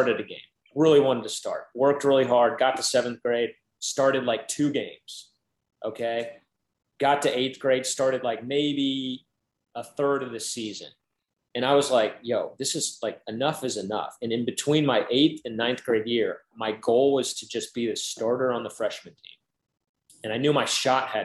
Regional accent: Indiana, United States; growing up in Indiana

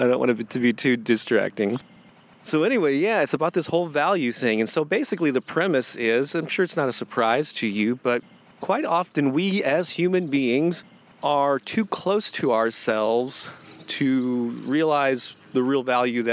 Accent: St. Louis, Missouri, United States; St. Louis, Missouri, my hometown

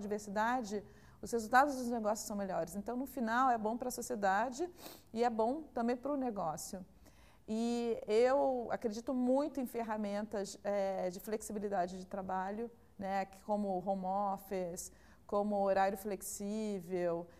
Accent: Rio de Janeiro, Brazil; moved away as an adult; now in São Paulo, Brazil; sou carioca, mas estou há 17 anos já em São Paulo

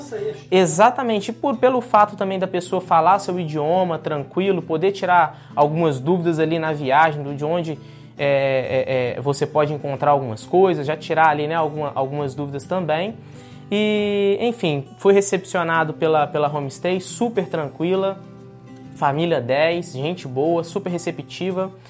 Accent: Caratinga, Minas Gerais, Brazil; also born or lived in United States; now in Canada; eu vim de Minas Gerais, sou nascido em Caratinga

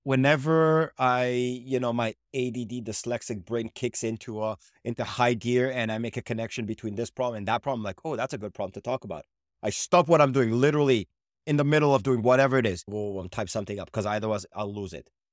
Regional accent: Canada; also born or lived in Israel; now in Montreal, Canada; I was born in Israel, I moved to Canada

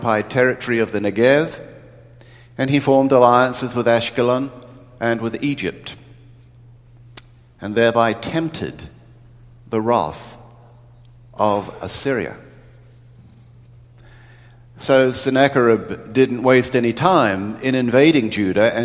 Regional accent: New Zealand; moved away; growing up in New Zealand, we didn't get television until 1960

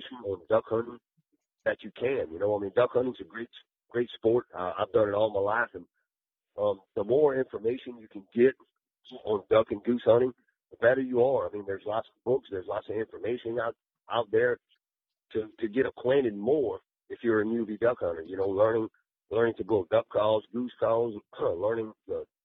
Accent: South Louisiana, United States; moved away as an adult; now in Arkansas County, Arkansas, United States; I'm originally from South Louisiana

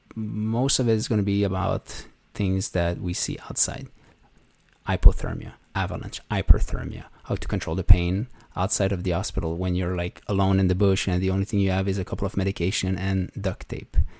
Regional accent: Canada; moved away as an adult; now in Iceland; I'm a Canadian emergency physician who's now relocated in beautiful Iceland

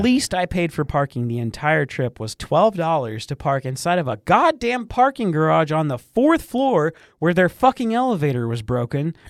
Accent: Michigan, United States; I grew up in Michigan on lakes

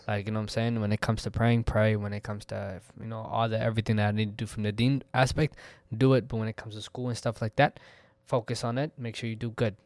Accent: Texas, United States; I'm from Texas regardless. It's home for me. It's always been home for me

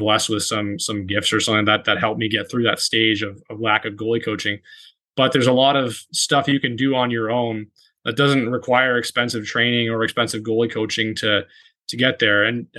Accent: Toronto, Ontario, Canada; when we were growing up in Toronto

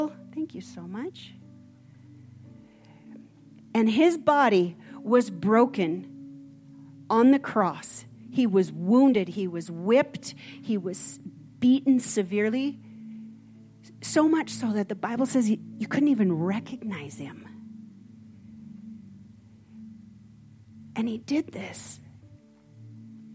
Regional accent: Minnesota, United States; I'm from Minnesota

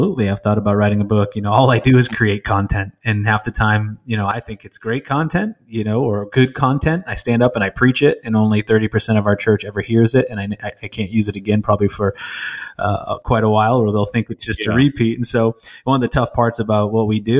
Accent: New England, United States; I'd never been to a church larger than 200 people growing up in New England, the least church region of our country

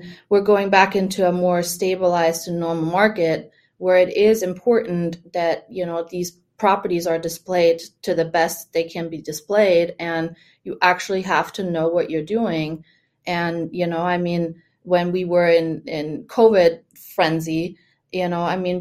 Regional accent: Germany; first language German; English is a second language; now in Florida, United States; I grew up in Germany

